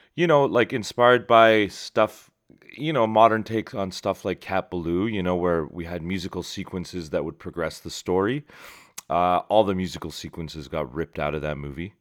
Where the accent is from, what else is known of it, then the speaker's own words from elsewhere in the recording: Shiraz, Fars, Iran; moved away; my hometown of Shiraz